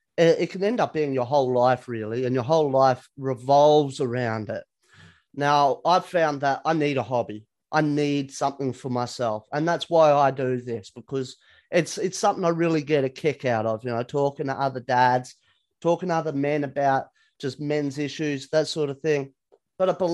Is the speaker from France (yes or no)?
no; Perth, Western Australia, Australia; now in Sydney, Australia; I'm originally from Perth on the West Coast.